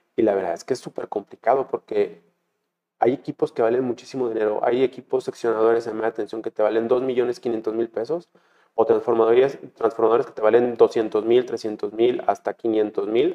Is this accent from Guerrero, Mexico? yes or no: no; Guadalajara, Jalisco, Mexico; Yo nací en Guadalajara